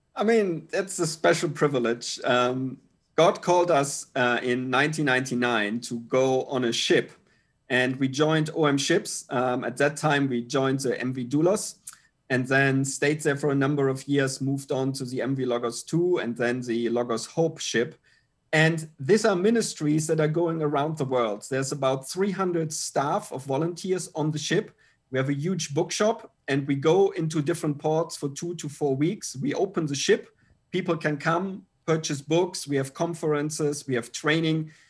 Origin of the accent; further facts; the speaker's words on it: Germany; moved away as an adult; now in Pattaya, Thailand; Steffi and I, we are originally from Germany, uh, but actually haven't lived in Germany now for, I think, more than twenty-two years